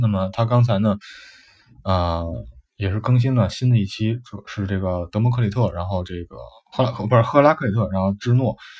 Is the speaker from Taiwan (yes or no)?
no; China; 就是我们的中国